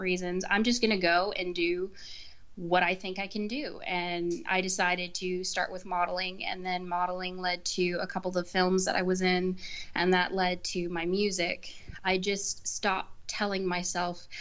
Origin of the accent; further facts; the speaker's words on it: San Antonio, Texas, United States; also born or lived in Wisconsin / Panama; I've pretty much lived in San Antonio most of my life. There's only been about 1 year that I was up in Wisconsin, and a couple months when I was a baby that I was in Panama